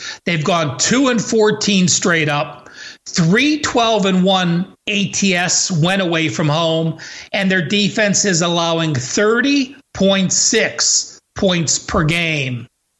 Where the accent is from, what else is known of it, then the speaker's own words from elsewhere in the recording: Cleveland, Ohio, United States; my hometown Cleveland Browns